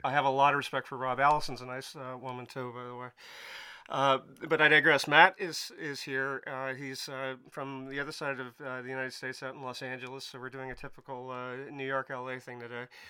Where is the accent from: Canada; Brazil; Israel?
Canada; I'm Canadian, so it must be the crazy weather up here